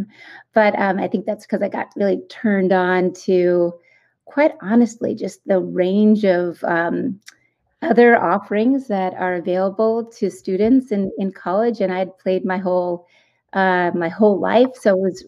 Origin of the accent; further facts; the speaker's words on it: Topsfield, Massachusetts, United States; I grew up in a small town called Topsfield